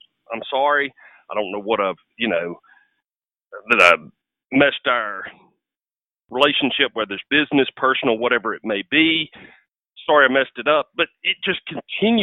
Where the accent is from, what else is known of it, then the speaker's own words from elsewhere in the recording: Mississippi, United States; accent: redneck; I'm from Mississippi. I'm going to sound different.